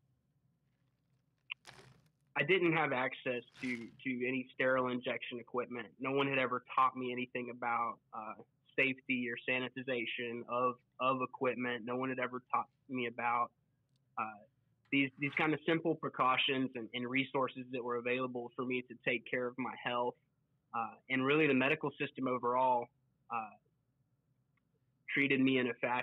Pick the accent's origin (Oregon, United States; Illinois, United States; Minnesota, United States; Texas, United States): Texas, United States; Waco; I'm originally from Waco, Texas